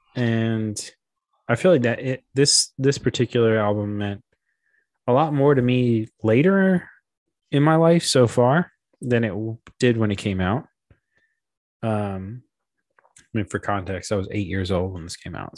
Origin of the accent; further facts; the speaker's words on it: Memphis, Tennessee, United States; I'm a skateboarder from Memphis.